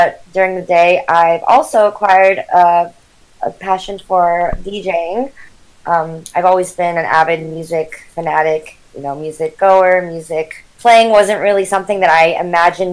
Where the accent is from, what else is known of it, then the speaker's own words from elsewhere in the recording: San Jose, California, United States; I'm from the Bay Area, born and raised in Northern California, in San Jose specifically